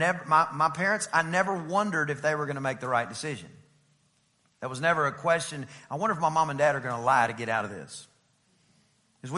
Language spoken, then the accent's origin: English; East Texas, United States; I'm from East Texas